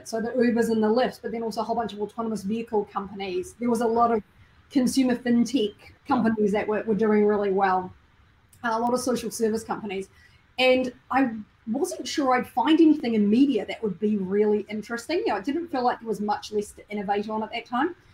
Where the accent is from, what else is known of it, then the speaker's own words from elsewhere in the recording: New Zealand; moved away; I'm from New Zealand